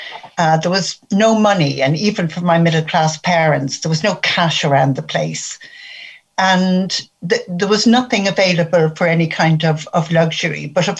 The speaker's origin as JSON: {"language": "English", "town": "Dublin", "region": "Leinster", "country": "Ireland", "tie": "born or raised there", "said": "I was born in Dublin. My mother had been born in Belfast. My father was born in Dublin, but his family originally came from County Meath."}